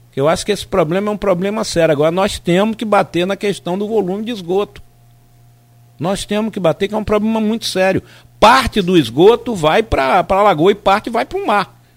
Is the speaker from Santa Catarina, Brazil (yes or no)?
no; Timbaúba, Pernambuco, Brazil; uma usina em Timbaúba, onde eu nasci, no interior de Pernambuco